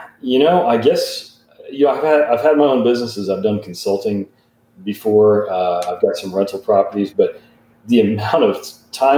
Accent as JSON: {"language": "English", "town": "Eureka Springs", "region": "Arkansas", "country": "United States", "tie": "born or raised there", "said": "I grew up in Eureka Springs"}